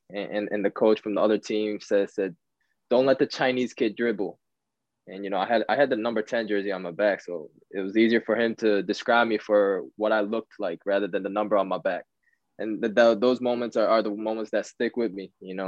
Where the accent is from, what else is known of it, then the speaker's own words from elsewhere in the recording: Tokyo, Japan; born there; Like you said, I was born in Tokyo, and my father was actually a professional trainer for a club in Japan.